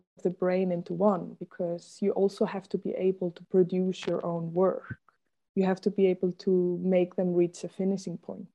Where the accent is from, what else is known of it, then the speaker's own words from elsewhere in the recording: Germany; moved away as an adult; also born or lived in Berlin; now in Brussels, Belgium; coming from Germany